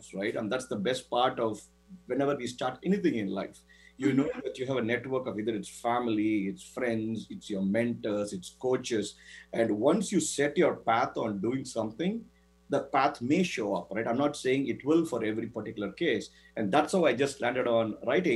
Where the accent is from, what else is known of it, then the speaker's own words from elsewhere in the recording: Chennai, Tamil Nadu, India; moved away as an adult; also born or lived in Florida, United States; now in United States; Chennai, my hometown in India